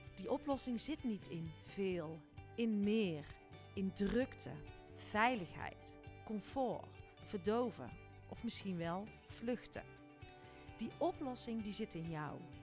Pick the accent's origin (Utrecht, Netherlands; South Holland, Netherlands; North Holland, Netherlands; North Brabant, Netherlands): North Brabant, Netherlands; mij dan als Brabander